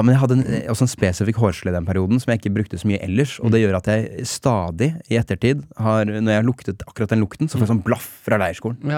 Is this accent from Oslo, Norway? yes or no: yes; Oslo, Norway; jeg som osloborger